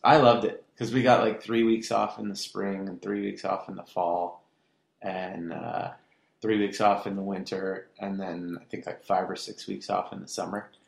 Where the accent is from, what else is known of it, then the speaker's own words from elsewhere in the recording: Irvine, California, United States; also born or lived in Garden Grove, California / Westminster, California; Raised in Irvine, like when Irvine was nothing